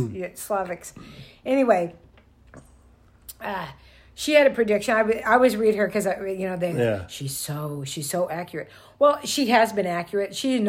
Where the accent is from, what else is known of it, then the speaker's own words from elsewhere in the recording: United States; I'm from the United States, and I go, yeah, I don't really want to leave here.